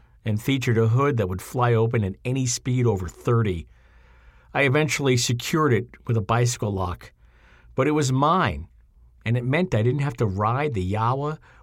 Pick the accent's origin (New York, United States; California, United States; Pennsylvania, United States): New York, United States; Lindenhurst; my hometown, Lindenhurst